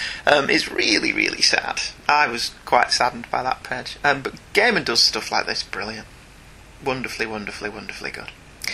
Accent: United Kingdom; I'm actually British and can't do a Cockney accent.

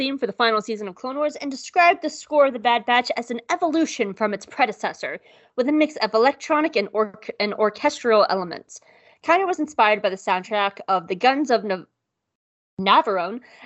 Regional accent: the South, United States; I am from the South

